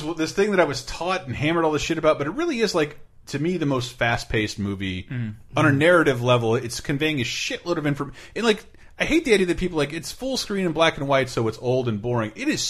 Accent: Tallahassee, Florida, United States; Growing up in Tallahassee

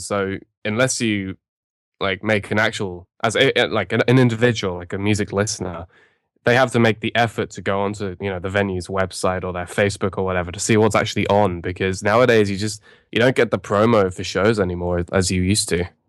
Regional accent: London, United Kingdom; we're from London

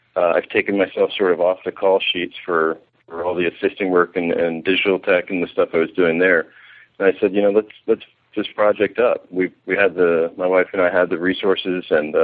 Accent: Severna Park, Maryland, United States; moved away as an adult; I'm from Maryland, from Severna Park, Maryland

